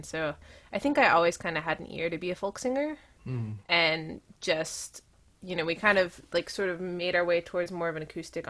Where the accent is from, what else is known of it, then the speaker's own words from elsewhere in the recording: East Tennessee, United States; I grew up in East Tennessee